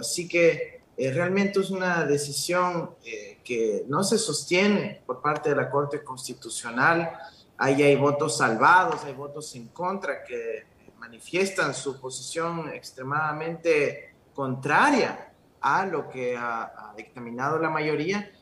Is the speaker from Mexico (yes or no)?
no; Ecuador